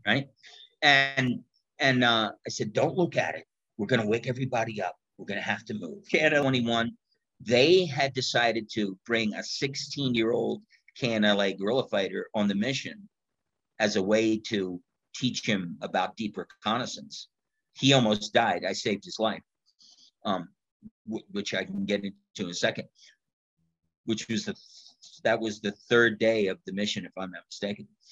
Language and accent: English; United States; I'm an American in Afghanistan.